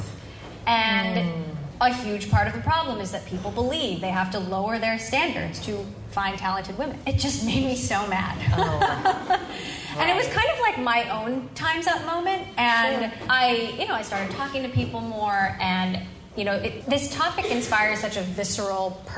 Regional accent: Hawaii, United States; moved away; I was raised in Hawaii

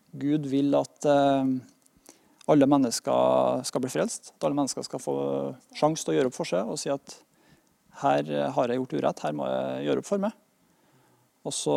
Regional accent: Norway; Vi har det godt her i Norge

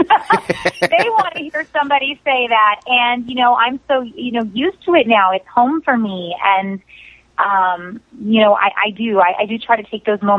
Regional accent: South Florida, United States; I am from South Florida, born and raised. I'm in Hollywood, Florida

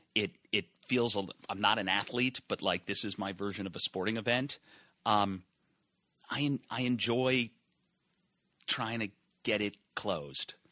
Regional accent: Massachusetts, United States; moved away as an adult; I grew up in Massachusetts

